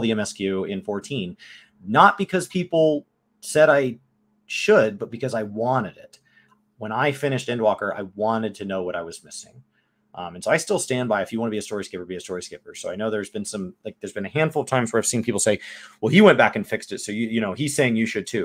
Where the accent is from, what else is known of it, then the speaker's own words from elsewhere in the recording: United States; I am American